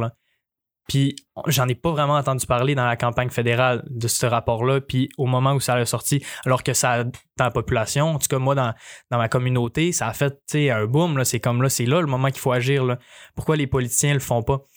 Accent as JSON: {"language": "French", "region": "Quebec", "country": "Canada", "said": "je suis fier, je suis fier québécois, fier de mes ancêtres canadiens"}